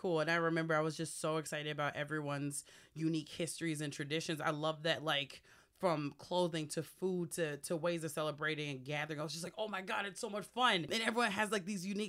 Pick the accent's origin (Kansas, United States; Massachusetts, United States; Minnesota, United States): Minnesota, United States; Minneapolis; I grew up in South Minneapolis in the Lindell neighborhood